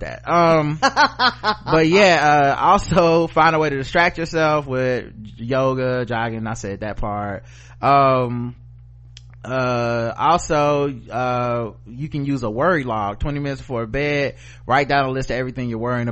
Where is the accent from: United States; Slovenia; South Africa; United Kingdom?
United States; the South; I'm from the South